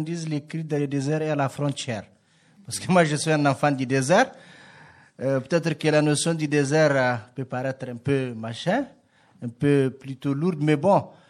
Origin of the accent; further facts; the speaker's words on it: Niger; je viens du, du Niger